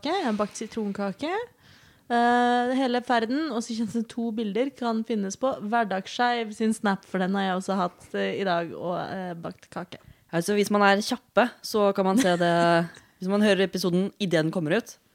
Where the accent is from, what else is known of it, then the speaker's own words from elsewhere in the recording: Oslo, Norway; Jeg er 27 år gammel, ikke-binær og panseksuell. Jeg kommer fra Oslo.